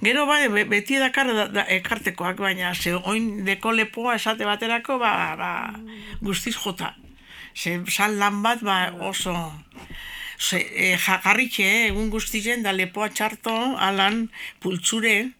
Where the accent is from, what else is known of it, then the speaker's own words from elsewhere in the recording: Bilbao, Basque Country, Spain; also born or lived in Gernika; gu bilbon jaio gara